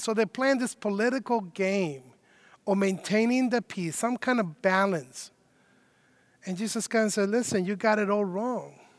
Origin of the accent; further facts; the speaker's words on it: Mexico City, Mexico; now in Chicago, United States; I myself am not originally from Chicago. I have been living in Chicago for 20 years, so I guess I am from Chicago now. But I was born uh, in Mexico City